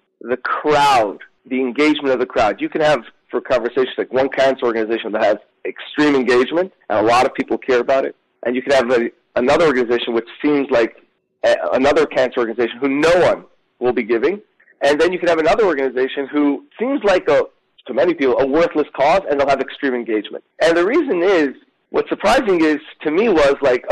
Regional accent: New York City, New York, United States; I grew up in Crown Heights, Brooklyn

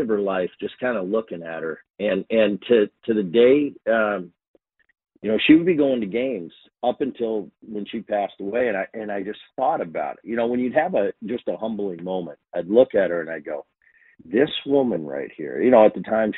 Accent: New Jersey, United States; We grew up in Jersey

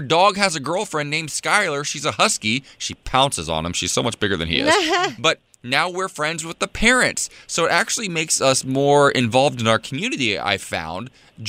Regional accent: Midwest, United States; I'm from the Midwest. You have a lot of Muellers back home.

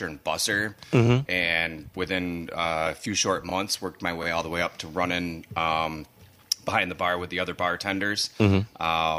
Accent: Holland, Michigan, United States; also born or lived in Hoffman Estates, Illinois; we moved back to West Michigan, where my parents are originally from

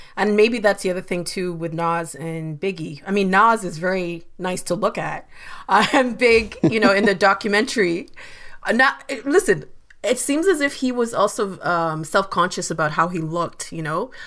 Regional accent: London, Ontario, Canada; also born or lived in Uganda / Kenya; I'm from Uganda and Kenya, but we grew up together in London, Ontario

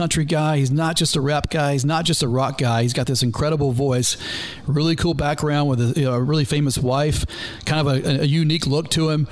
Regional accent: the South, United States; I'm from the South

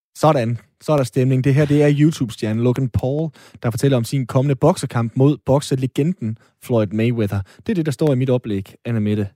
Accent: Aalborg, North Denmark Region, Denmark; Aalborg Kommune, hvor jeg er fra

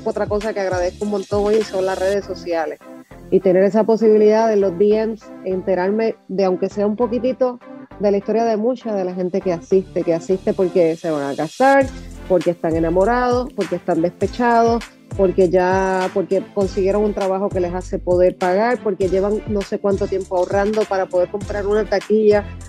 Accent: Puerto Rico; Puerto Rico que es mi, obviamente que, es mi tierra y que, es mi cuna

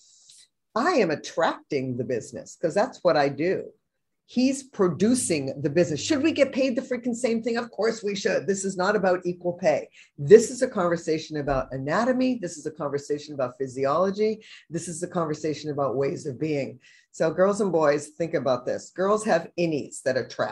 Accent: Boston, Massachusetts, United States; moved away as an adult; also born or lived in Vermont / San Francisco; now in San Francisco Bay Area, United States; I'm from New England, I'm from Boston, went to the University of Vermont, traveled out west in the early 80s with a girlfriend to try it out, and I'm still here

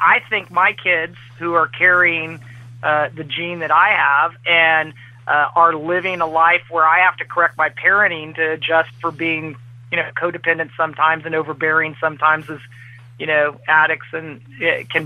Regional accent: Central Valley of California, United States; now in Lexington, United States; I grew up in the Central Valley of California

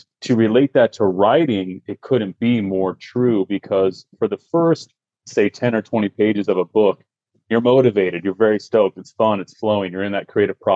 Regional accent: Utah, United States; I grew up in Utah. I grew up in a small mountain town

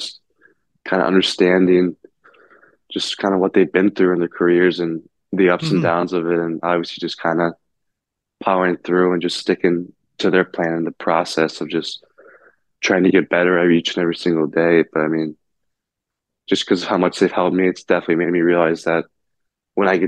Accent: South Lyon, Michigan, United States; growing up in South Lyon

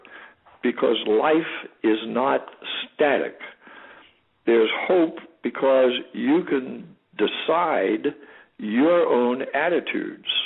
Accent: California, United States; I was born and raised in California.

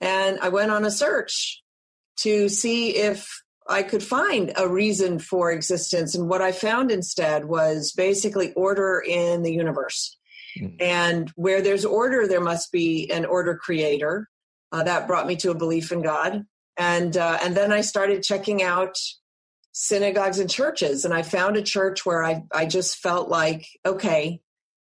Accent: East Coast, United States; I was born on the West Coast. I grew up on the East Coast.

